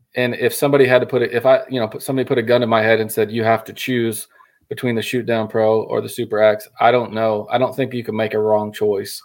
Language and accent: English; Colorado, United States; moved away as an adult; also born or lived in Oklahoma; originally I'm from Colorado, and uh, moved to Oklahoma in college